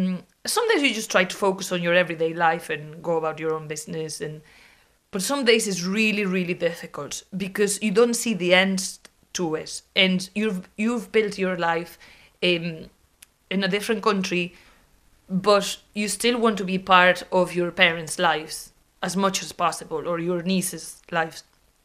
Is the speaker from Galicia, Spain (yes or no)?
yes; Viveiro, Galicia, Spain; now in Dublin, Ireland; My hometown is called Viveiro. It's a little medieval town in the north coast of Galicia.